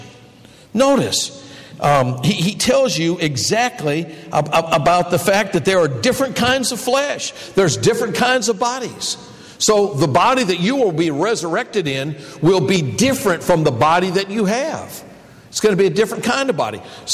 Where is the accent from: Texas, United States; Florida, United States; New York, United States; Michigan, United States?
Michigan, United States; Detroit; when I was a boy growing up in the Detroit area